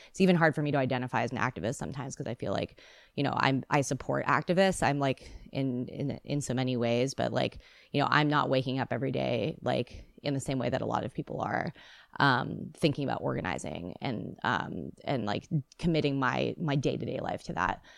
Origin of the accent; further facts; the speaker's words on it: Bay Area, California, United States; moved away as an adult; also born or lived in Seattle, Washington; now in Los Angeles, United States; I was born in the Bay Area, and I came to Seattle when I was eighteen years old